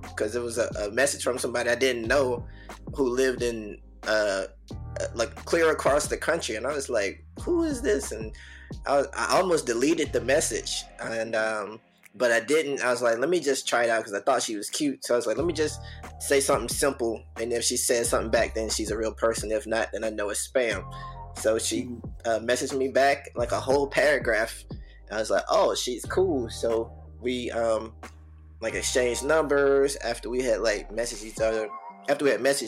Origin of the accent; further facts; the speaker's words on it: Birmingham, Alabama, United States; I'm from Birmingham, Alabama, born and raised